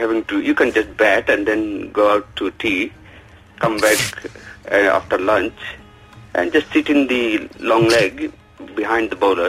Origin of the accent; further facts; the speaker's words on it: Kerala, India; English is a second language; I'm hailing from the Kerala.